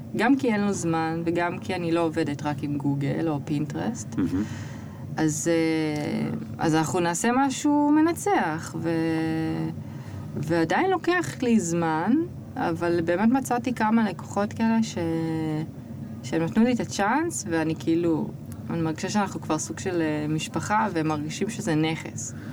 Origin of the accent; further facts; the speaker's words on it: Israel; moved away as an adult; אני מישראל